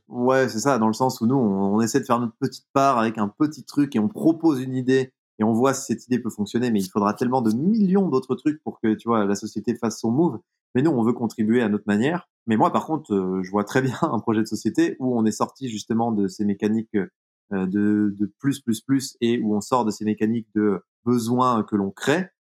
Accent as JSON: {"language": "French", "area": "Jura", "region": "Bourgogne-Franche-Comté", "country": "France", "tie": "born or raised there", "said": "dans le monde dans lequel j'ai grandi, typiquement dans le Jura"}